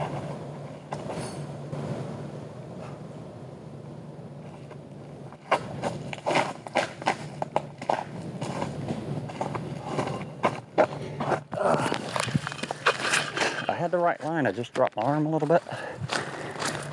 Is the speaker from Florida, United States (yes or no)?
yes; Florida, United States; I'm from Florida